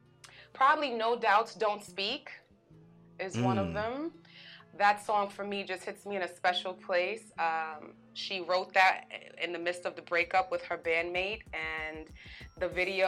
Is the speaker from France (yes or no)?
no; New York, United States; I'm a New Yorker. I'm a Bronx New Yorker. I'm a Harlem New Yorker. I'm a Brolin girl. That's the hybrid of Bronx and Harlem.